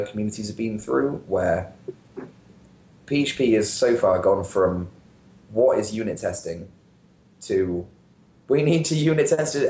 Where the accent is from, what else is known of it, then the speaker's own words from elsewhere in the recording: United Kingdom; I'm British